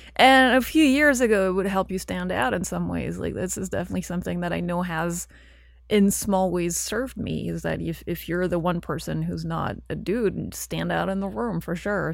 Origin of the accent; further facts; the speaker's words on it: Belgium; English is a second language; moved away as an adult; also born or lived in London; so I lived in Belgium, I grew up in Belgium, and then I left when I was studying, I went to England, and I spent nine years in London before I moved here